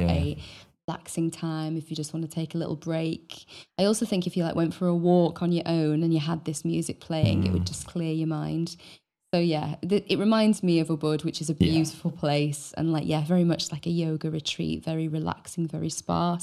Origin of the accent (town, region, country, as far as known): Wales, United Kingdom; born or raised there